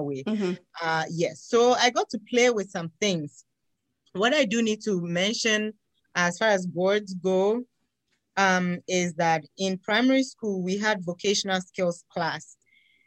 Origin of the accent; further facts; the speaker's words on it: Ghana; moved away; I am originally from Ghana in West Africa.